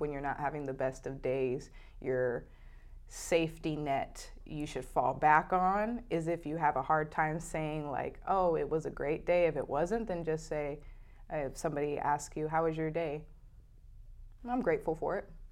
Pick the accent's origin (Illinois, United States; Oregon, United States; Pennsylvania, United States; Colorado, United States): Oregon, United States; moved away; I was born in Oregon